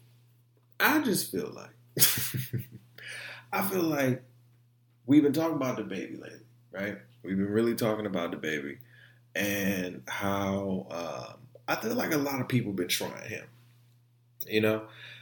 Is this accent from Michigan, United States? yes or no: yes; Detroit, Michigan, United States; also born or lived in Orlando, United States; Like, I come from Detroit. I come from Orlando, Central Orlando, too, the hoods of Orlando.